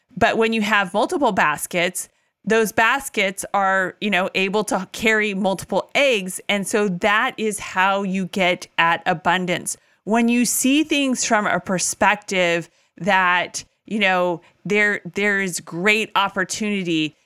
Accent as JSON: {"language": "English", "region": "California", "country": "United States", "tie": "born or raised there", "also_born_or_lived": "Tennessee", "moved": "as an adult", "said": "we moved from Tennessee back to my native California"}